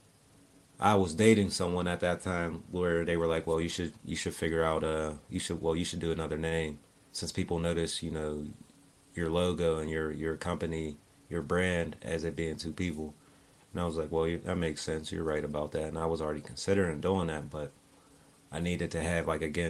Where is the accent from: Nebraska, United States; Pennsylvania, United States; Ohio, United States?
Pennsylvania, United States; Pittsburgh; I'm from Pittsburgh, yeah. Pittsburgh on the north side, born and raised on the north side.